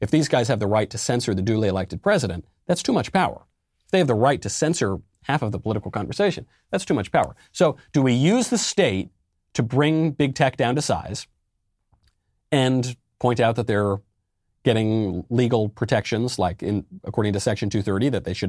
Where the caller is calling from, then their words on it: Illinois, United States; I'm from Illinois.